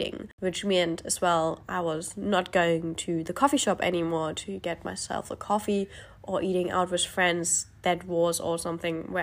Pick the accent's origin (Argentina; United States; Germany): Germany; moved away as an adult; now in Australia; I live in Australia, however, I grew up in Europe. I am actually German, and I live in Australia for the last 3 years and a bit.